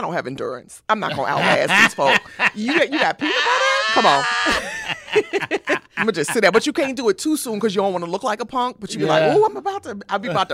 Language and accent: English; Camden, New Jersey, United States; now in Southern California, United States; in addition to growing up in Camden, my dad was a longshoreman on the docks New York